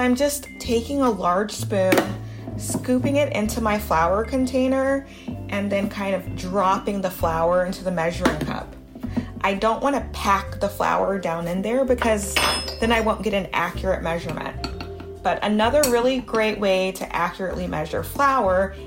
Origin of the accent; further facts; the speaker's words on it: Baton Rouge, Louisiana, United States; also born or lived in Harlem, New York; now in New York, United States; growing up in Baton Rouge, Louisiana